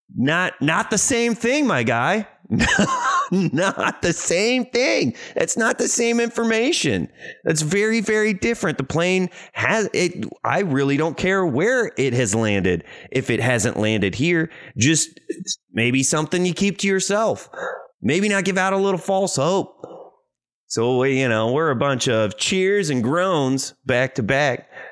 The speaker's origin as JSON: {"language": "English", "town": "Cape Girardeau", "region": "Missouri", "country": "United States", "tie": "born or raised there", "moved": "yes", "lives_now": "Los Angeles, United States", "said": "I'm from a small town, not a lot going on. really surprised that there's even an airport. About two hours south of Saint Louis, a little town called Cape Girardeau, Missouri."}